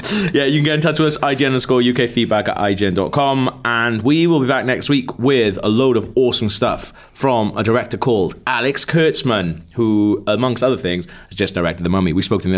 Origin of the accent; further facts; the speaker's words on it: Bristol, South West England, United Kingdom; I'm from Bristol.